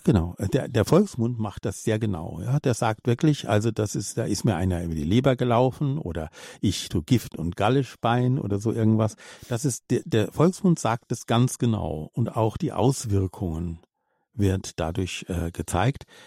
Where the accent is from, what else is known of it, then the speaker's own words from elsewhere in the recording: Austria; als Österreicherin